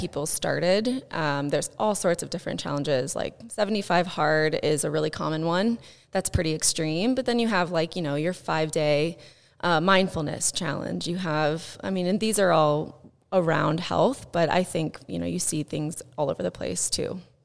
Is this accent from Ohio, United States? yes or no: no; Southern Indiana, United States; I grew up in Southern Indiana